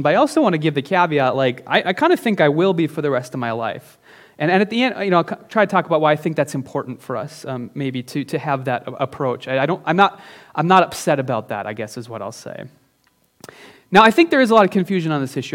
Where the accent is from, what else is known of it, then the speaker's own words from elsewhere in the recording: Northern Minnesota, United States; now in Minneapolis-Saint Paul, United States; I'm from Northern Minnesota